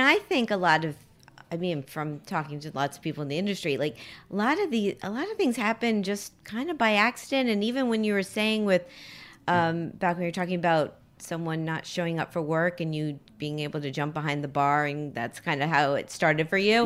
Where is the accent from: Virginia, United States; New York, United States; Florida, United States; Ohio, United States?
Florida, United States; Miami; moved away; we have a Miami connection